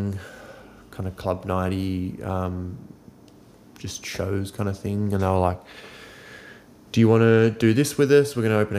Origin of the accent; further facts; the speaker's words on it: Wollongong, New South Wales, Australia; growing up on the South Coast